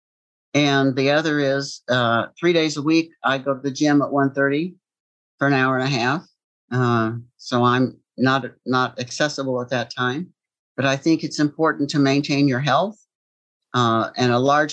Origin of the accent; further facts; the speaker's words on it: Appalachia, United States; I grew up dirt poor in Appalachia